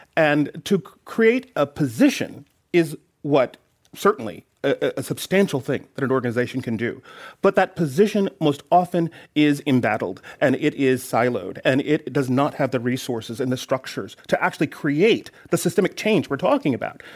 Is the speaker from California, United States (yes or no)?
yes; Oakland, California, United States; poor black child from Oakland